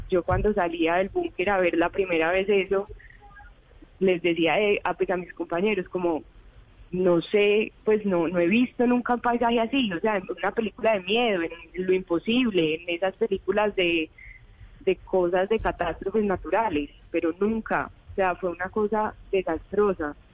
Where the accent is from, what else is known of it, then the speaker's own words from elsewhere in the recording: Medellín, Antioquia, Colombia; De Medellín.